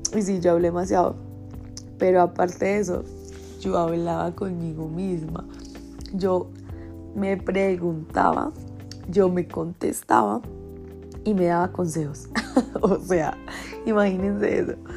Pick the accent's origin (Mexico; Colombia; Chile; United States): Colombia; estuve en, mi pueblo natal y había ferias y fiestas. O sea, en Colombia ferias y fiestas